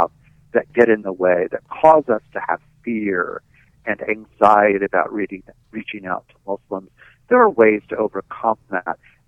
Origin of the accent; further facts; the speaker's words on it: New York, United States; I'm a New Yorker